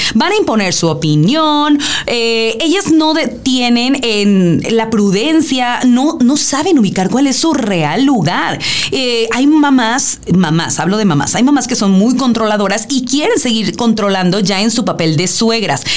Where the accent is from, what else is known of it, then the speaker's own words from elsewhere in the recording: Mexico; como bien mexicanos, en una eh, cultura muy matriarcal